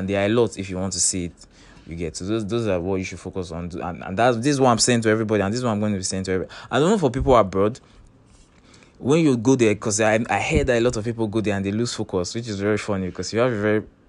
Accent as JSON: {"language": "English", "country": "Nigeria", "said": "as a Nigerian living in Nigeria"}